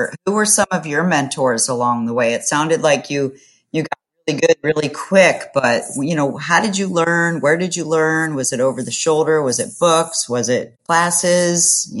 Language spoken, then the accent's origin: English; Florida, United States; Florida? That's where I'm from. I'm in Tampa, Florida.